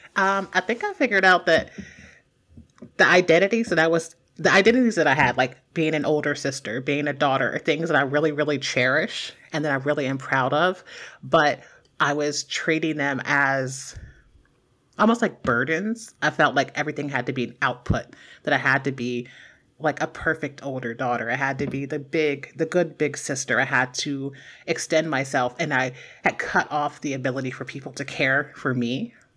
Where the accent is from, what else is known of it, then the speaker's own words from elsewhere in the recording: Mahoning River area, Ohio, United States; moved away as an adult; in my hometown, um, there is a bridge that's, like, this intersection of three roads.